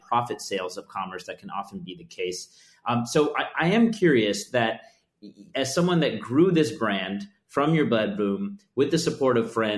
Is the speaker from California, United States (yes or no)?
yes; the Bay Area, California, United States; As a kid growing up in the Bay Area